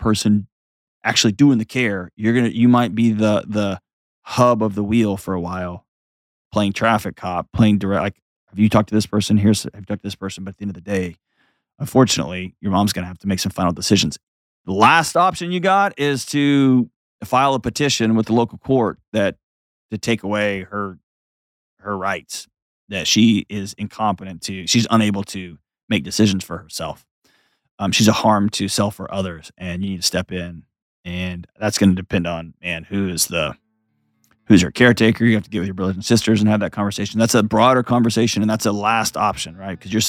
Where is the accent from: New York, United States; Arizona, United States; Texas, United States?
Texas, United States; now in Tennessee, United States